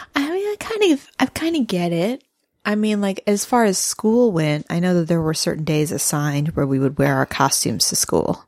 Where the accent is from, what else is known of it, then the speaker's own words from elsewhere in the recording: Midwest, United States; moved away; being a Midwesterner